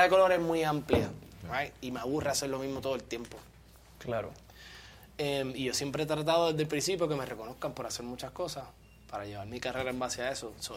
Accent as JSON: {"language": "Spanish", "region": "New York", "country": "United States", "tie": "born or raised there", "also_born_or_lived": "Puerto Rico", "moved": "yes", "said": "yo me crié en New York, estudiaba en tal escuela"}